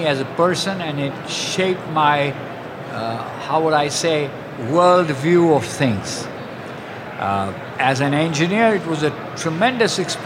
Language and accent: English; Lahore, Punjab, Pakistan; moved away; also born or lived in East Pakistan; I was born in Lahore. And Lahore is a city in northwestern Pakistan